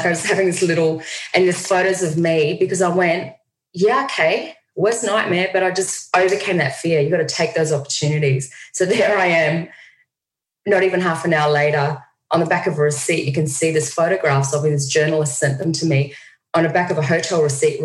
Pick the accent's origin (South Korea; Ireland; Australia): Australia; Australia. I'm in New York City